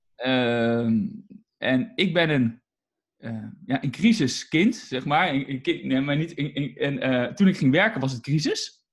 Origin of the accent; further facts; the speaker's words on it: Utrecht, Netherlands; ik ben in Utrecht en daar woon ik eigenlijk al mijn hele leven